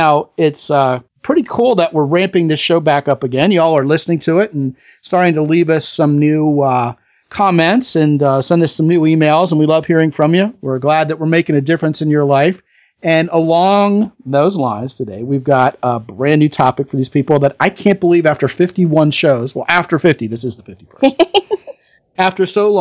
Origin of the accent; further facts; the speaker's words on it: Baltimore, Maryland, United States; now in Texas, United States; I'm from Baltimore originally